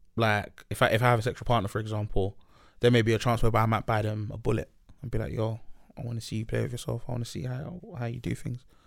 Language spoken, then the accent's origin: English; Nigeria; moved away; We're both Nigerian